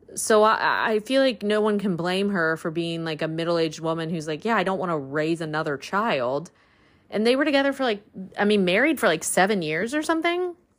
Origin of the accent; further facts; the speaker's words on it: the South, United States; I grew up in the South